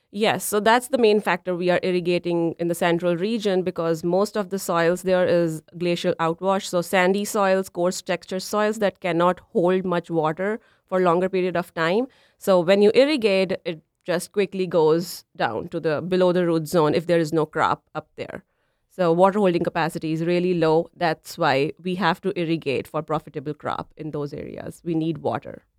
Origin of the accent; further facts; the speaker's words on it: Punjab, India; moved away as an adult; also born or lived in Nebraska, United States; now in Minnesota, United States; So I am originally from India. Uh, my hometown is in Punjab. It's a northern state in India.